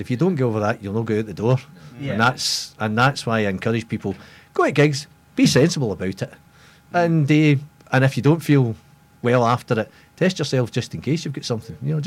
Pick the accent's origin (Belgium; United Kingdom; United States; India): United Kingdom; Glasgow, Scotland; we're from the Glasgow area